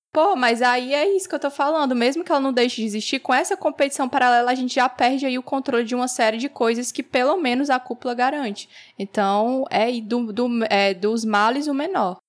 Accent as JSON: {"language": "Portuguese", "region": "Northeast Region", "country": "Brazil", "said": "eu sou aqui do Nordeste"}